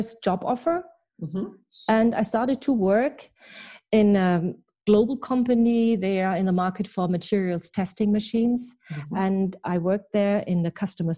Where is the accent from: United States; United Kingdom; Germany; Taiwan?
Germany; first language German; English is a second language; So I was born and raised in Germany and went to school here.